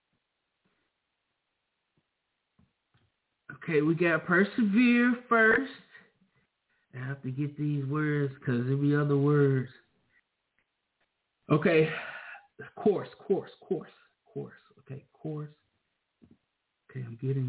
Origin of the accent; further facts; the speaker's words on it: the South, United States; I'm from down south.